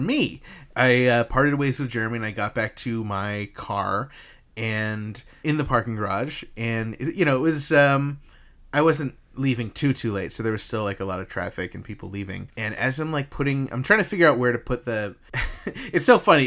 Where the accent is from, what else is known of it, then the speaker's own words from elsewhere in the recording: upstate New York, United States; I'm from, you know, upstate New York, but I came from New Jersey